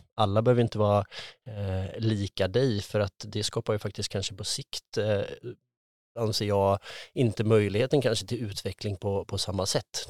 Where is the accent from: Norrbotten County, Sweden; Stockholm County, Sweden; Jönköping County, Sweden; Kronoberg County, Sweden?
Jönköping County, Sweden; Tranås; moved away as an adult; also born or lived in Sälen / Lysekil / Skövde; now in Gothenburg, Sweden; jag är eh, född och uppvuxen i, eh, utanför Tranås